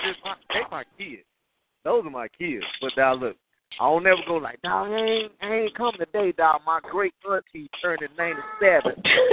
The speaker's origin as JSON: {"language": "English", "town": "Cleveland", "region": "Mississippi", "country": "United States", "moved": "yes", "said": "I'm like, oh, hell yeah, I'm from Cleveland."}